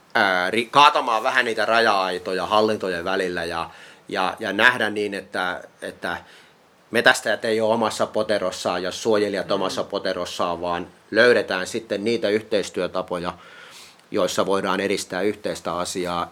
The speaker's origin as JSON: {"language": "Finnish", "town": "Kuortane", "region": "South Ostrobothnia", "country": "Finland", "said": "Mä oon itse kotoisin tuolta Kuortaneelta Etelä-Pohjanmaalta"}